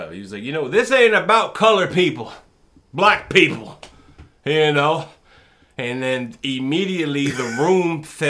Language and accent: English; United States; Because I like to be referred as an American. You can call me a darker-skinned American. Because that's what I am. I was born here.